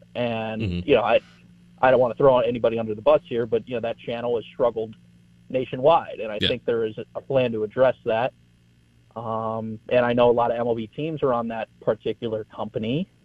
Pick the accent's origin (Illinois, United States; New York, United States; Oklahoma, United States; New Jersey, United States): Illinois, United States; Chicago; We're from Chicago, obviously, so when they go home, they can watch us.